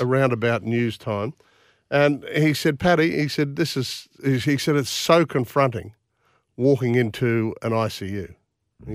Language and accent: English; Bundaberg, Queensland, Australia; born or raised there